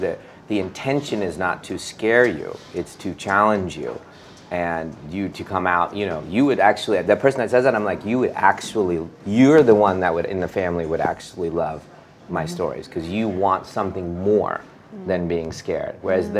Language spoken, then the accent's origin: English; India; I think that's just part of being an Indian. It's just part of the culture.